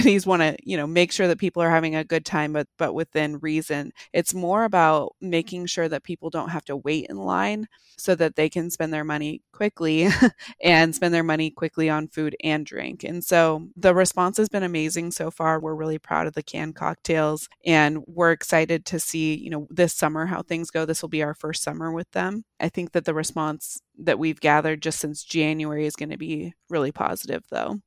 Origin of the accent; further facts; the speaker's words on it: Pacific Northwest, United States; moved away as an adult; also born or lived in Bozeman, Montana / Salt Lake City, Utah / Park City, Utah; I grew up in the Pacific Northwest, moved away to Montana for college